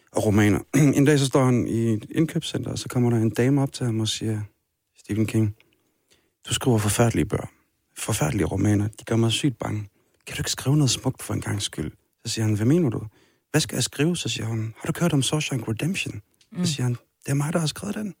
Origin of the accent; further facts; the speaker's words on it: Kirkuk, Kirkuk Governorate, Iraq; now in Denmark; Kirkuk. Min hjemby.